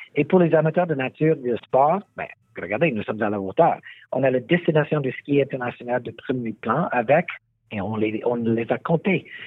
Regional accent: Morinville, Alberta, Canada; French is a second language; J'avais 15 ans et je vivais à Morinville, en Alberta

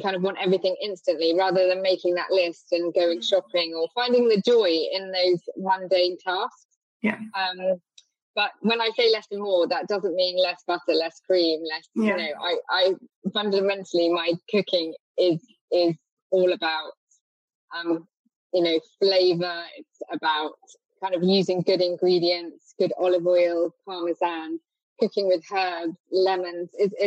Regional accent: France; moved away as an adult; now in Cornwall, United Kingdom; growing up in France and then finding kind of, I guess my early 20s, I arrived in Cornwall

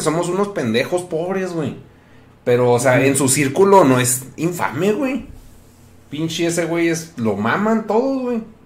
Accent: Mexico; moved away; ya el hecho que le diga soccer indica que pues ya no soy mexicano

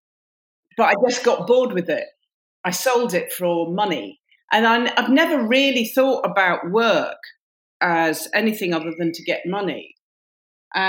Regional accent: Warrington, North West England, United Kingdom; also born or lived in Oxford; now in London, United Kingdom; I come originally from Warrington

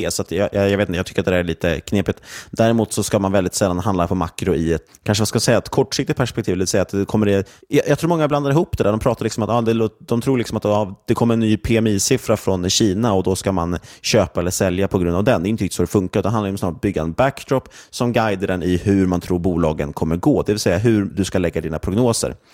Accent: Sweden; framförallt tycker jag att det är svårt som svensk investerare att få exponering mot det.

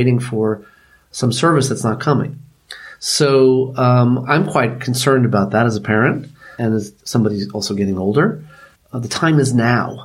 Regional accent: New York City, New York, United States; But I grew up in Manhattan. I grew up in New York City

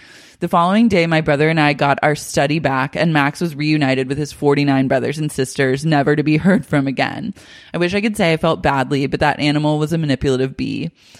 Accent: Australia; Keep in mind, I'm Australian and didn't really realize that health and dental insurance were totally different.

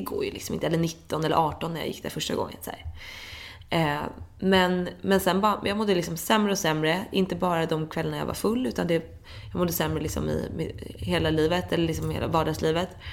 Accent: Dalarö, Stockholm County, Sweden; also born or lived in London; jag är uppvuxen på Dalarö

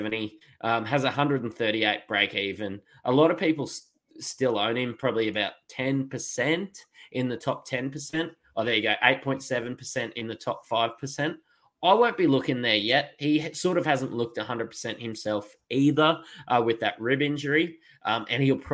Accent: Queensland, Australia; As a Queenslander

